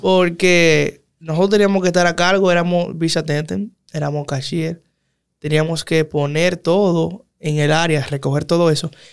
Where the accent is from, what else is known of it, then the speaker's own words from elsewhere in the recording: Dominican Republic; a uno como dominicano